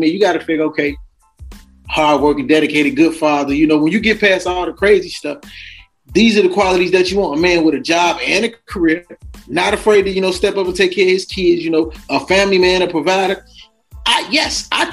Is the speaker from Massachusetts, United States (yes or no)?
no; Chicago, Illinois, United States; growing up in Chicago